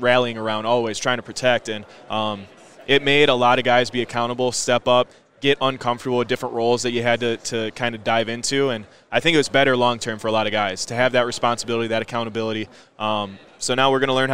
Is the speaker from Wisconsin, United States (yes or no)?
yes; Green Bay, Wisconsin, United States; moved away; growing up in Green Bay